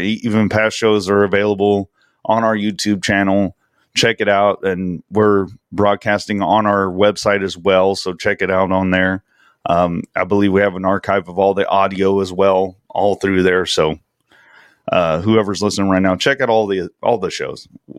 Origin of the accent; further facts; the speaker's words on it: the South, United States; because we're from the South, and I was like, yeah, Southern Takeover, that's cool.